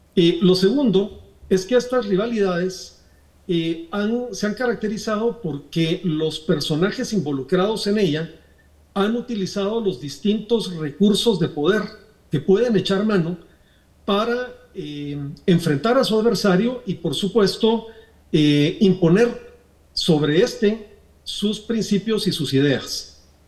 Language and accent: Spanish; Guatemala; nosotros aspiramos como guatemaltecos